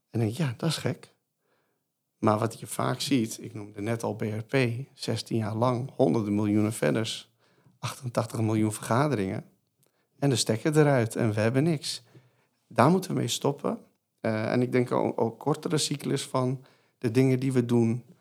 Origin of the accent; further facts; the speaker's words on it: Netherlands; willen wij dit als Nederlanders?